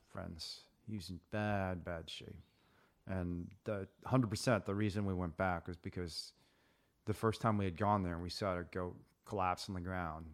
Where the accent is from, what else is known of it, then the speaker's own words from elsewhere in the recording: Indiana, United States; growing up in Indiana